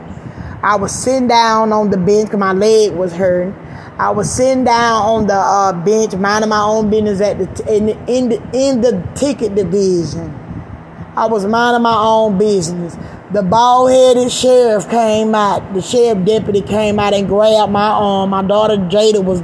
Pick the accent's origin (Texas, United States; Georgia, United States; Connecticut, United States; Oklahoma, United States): Georgia, United States; now in California, United States; I'm from Georgia